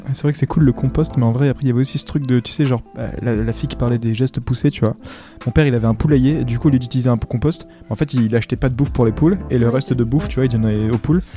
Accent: Réunion; j'ai 20 ans et je viens de La Réunion.

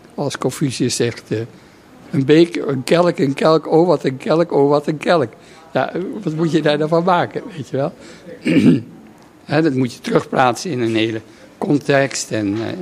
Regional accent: Netherlands; moved away as an adult; een heel leven buiten Nederland eh, eh, terug te keren in, in mijn vaderland.

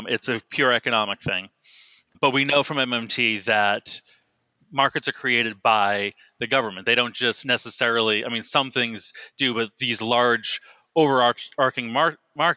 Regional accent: Boston, Massachusetts, United States; I'm from the Boston area. So we have like Raytheon had a building, you know, like a mile, maybe less from my house

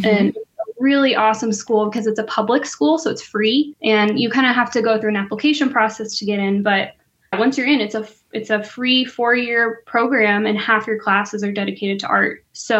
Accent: Dallas, Texas, United States; moved away as an adult; also born or lived in Denton, Texas / Madison, Wisconsin / Pensacola, Florida; now in Kent, Ohio, United States; So I'm originally from Dallas, Dallas, not a suburb. That's important. I'm just kidding. But yeah, I grew up in Texas and I kind of had an interesting upbringing just being biracial. So on my dad's side, I'm Mexican American

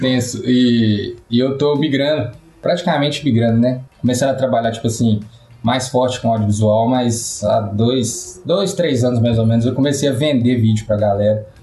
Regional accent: Itaúna, Minas Gerais, Brazil; Itaúna, né? é, cidadezinha

